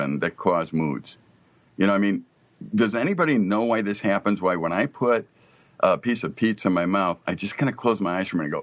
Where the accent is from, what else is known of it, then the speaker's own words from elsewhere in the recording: Chicago, Illinois, United States; both Jason and I grew up in Chicago